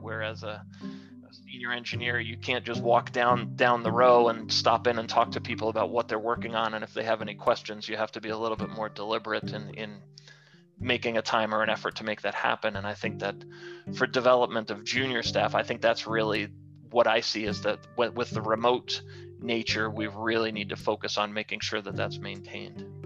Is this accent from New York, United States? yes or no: yes; Long Island, New York, United States; moved away as an adult; also born or lived in Colorado; I was born and raised in New York, and um, grew up on Long Island, and then headed west to go to the Colorado School of Mines